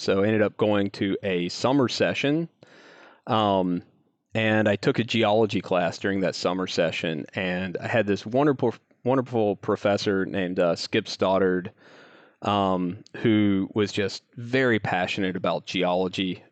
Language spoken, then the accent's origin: English; North Carolina, United States; I grew up in a little town in North Carolina, um, kind of in the, uh, in the foothills area